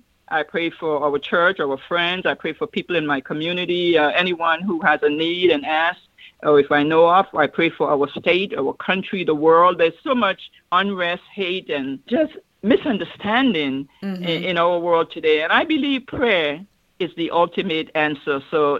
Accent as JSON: {"language": "English", "country": "U.S. Virgin Islands", "tie": "born or raised there", "said": "I have also traveled to my hometown in the Virgin Islands and was a guest speaker at the commencement."}